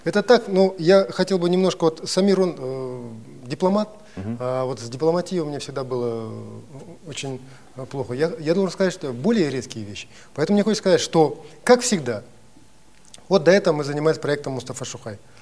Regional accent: Kazakhstan; я, как казах

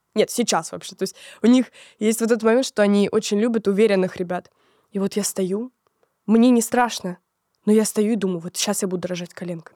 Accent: Lobnya, Moscow Oblast, Russia; начались э, метания с Лобни, с Подмосковья, город, в котором я родилась, в Москву

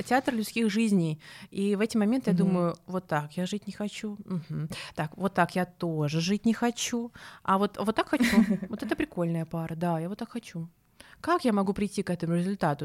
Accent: Saint Petersburg, Russia; moved away as an adult; now in Moscow, Russia; я коренная петербурженка. Прям, знаете, прям коренная.

